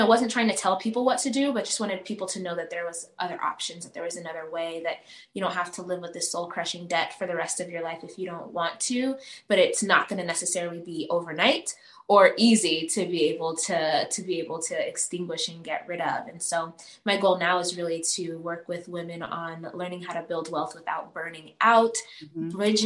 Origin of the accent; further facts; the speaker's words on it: Las Vegas, Nevada, United States; also born or lived in Uganda; I was born in Uganda, raised in the States here in Las Vegas.